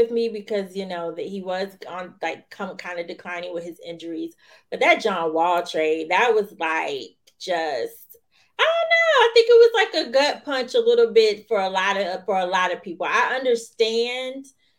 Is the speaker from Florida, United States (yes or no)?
yes; Florida, United States; now in Washington, D.C., United States; you know I'm from Florida, right?